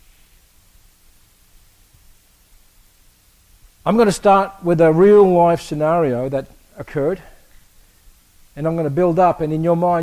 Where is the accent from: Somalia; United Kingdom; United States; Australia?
Australia; moved away; I grew up in Australia